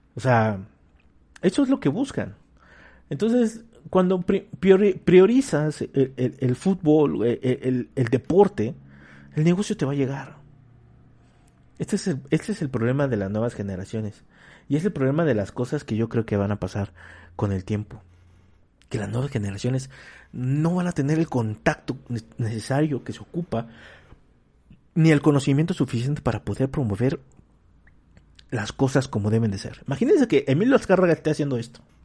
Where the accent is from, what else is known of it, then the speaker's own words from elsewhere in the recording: Mexico; como mexicanos